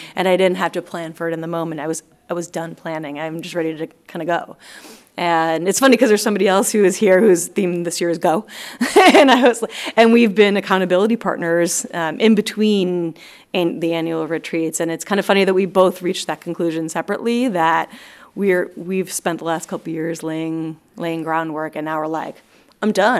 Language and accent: English; East Coast, United States; moved away as an adult; also born or lived in Los Angeles, United States; I'm from the East Coast